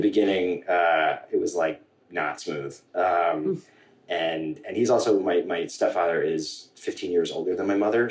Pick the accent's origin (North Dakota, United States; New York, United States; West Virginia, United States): New York, United States; Centerport; I grew up in Centerport, New York, um, sort of between Huntington and Northport